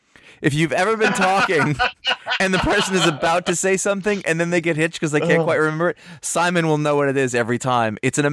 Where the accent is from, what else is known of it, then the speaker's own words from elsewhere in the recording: Maine, United States; growing up in Maine